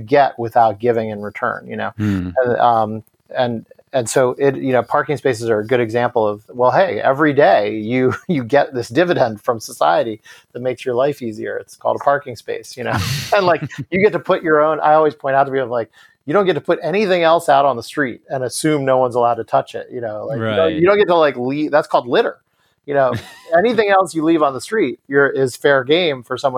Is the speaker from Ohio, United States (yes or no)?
no; New York, United States; as a New Yorker